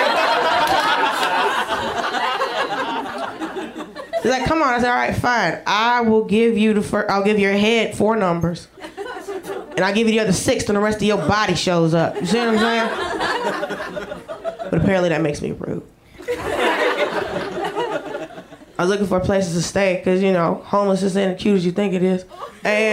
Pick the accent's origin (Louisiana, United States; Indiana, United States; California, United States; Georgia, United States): Georgia, United States; moved away as an adult; now in Los Angeles, United States; I grew up in Georgia